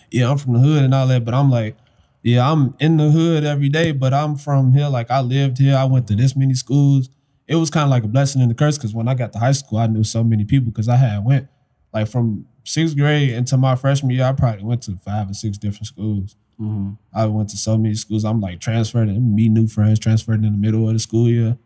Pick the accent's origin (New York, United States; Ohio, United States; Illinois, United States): Illinois, United States; Chicago; also born or lived in University Park, Illinois; i was all over like chicago the whole Chicago area